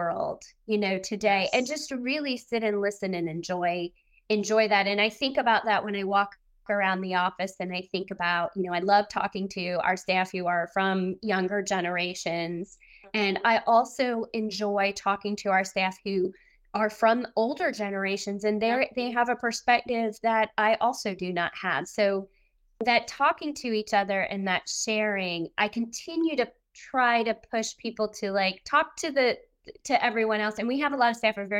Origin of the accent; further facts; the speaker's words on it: New Jersey, United States; growing up in New Jersey